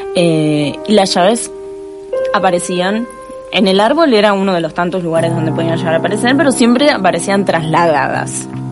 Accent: Mar del Plata, Buenos Aires Province, Argentina; Nací en Capital Federal y a los cinco años me vine a vivir a Mar del Plata

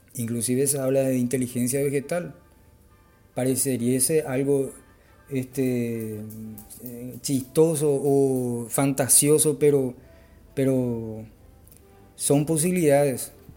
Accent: Paraguay; soy de Paraguay

